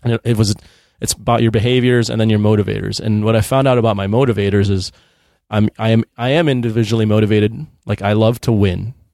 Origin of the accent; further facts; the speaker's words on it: Chicago, Illinois, United States; moved away; I grew up in Chicago